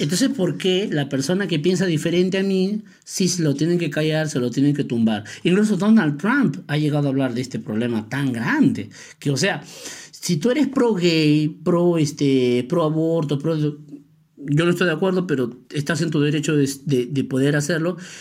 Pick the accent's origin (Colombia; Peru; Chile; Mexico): Peru; Así somos los peruanos